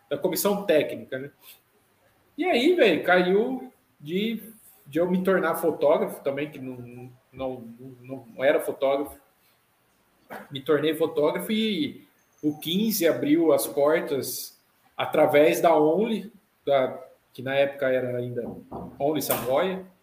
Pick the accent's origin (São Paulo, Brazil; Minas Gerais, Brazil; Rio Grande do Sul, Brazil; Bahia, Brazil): São Paulo, Brazil; Botucatu; eu não sou de Jaú, né? Sou de Botucatu